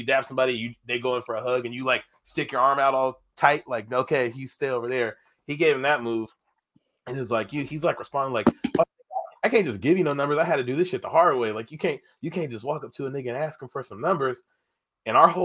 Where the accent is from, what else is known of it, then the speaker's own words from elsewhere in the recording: Tacoma, Washington, United States; I'm from Tacoma.